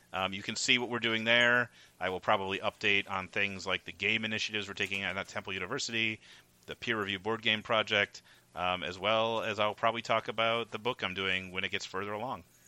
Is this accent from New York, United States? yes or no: no; suburb of Milwaukee, Wisconsin, United States; moved away as an adult; also born or lived in Philadelphia; being the lucky child I was who lived in a suburb of Milwaukee